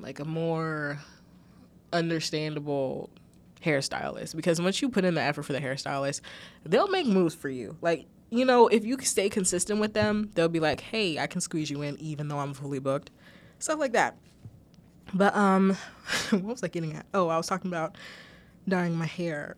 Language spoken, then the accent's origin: English; United States; I'm American